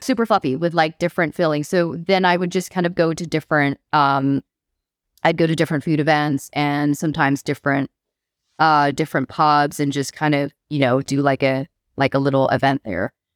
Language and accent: English; Bangkok, Thailand; moved away as an adult; also born or lived in California / Manchester / North Wales; now in Wales, United Kingdom; I grew up in Thailand, but I was born in California.